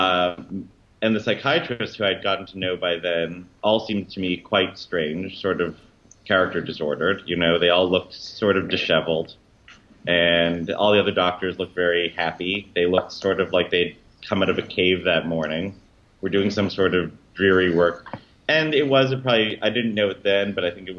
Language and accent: English; Toronto, Ontario, Canada; growing up in Toronto, it was still very Anglo-Canadian then